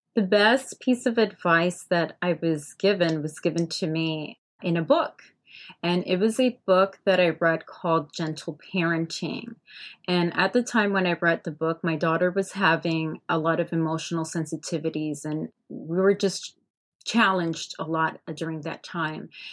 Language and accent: English; Hialeah, Florida, United States; I grew up in Hialeah, Florida